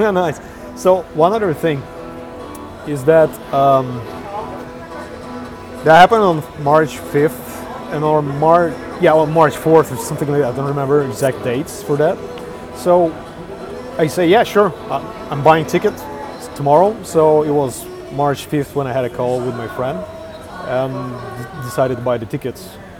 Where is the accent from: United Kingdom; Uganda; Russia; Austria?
Russia; Moscow; now in Lithuania; I've returned to Russia, to Moscow, to my hometown, to make arrangements for selling an apartment and, you know, tying loose ends pretty much.